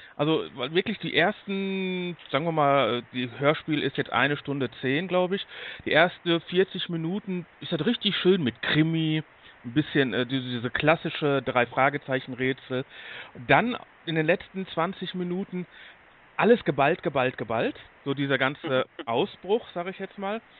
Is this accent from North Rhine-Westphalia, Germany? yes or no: yes; Duisburg, North Rhine-Westphalia, Germany; Ich komme aus Duisburg